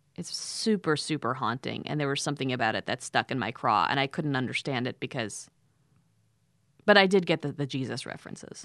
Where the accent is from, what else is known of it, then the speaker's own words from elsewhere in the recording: Southern Connecticut, United States; also born or lived in Chicago; I grew up in Southern Connecticut, but I felt like a New Yorker